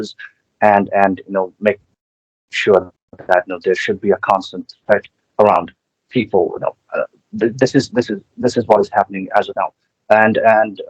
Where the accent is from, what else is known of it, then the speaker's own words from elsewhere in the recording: Srinagar, Jammu and Kashmir, India; I'm from Srinagar, which is the capital of, summer capital of Kashmir